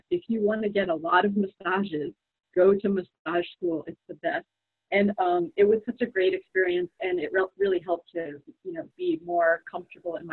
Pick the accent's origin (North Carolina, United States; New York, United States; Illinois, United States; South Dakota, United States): New York, United States; also born or lived in Vermont; now in Oakland, United States; I am in Oakland, California. I'm originally from New York and I lived in Vermont for seven years.